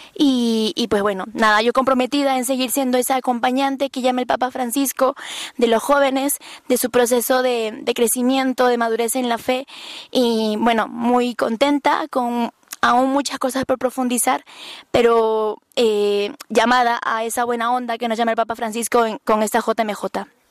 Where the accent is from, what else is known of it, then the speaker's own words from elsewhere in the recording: Peru; soy peruana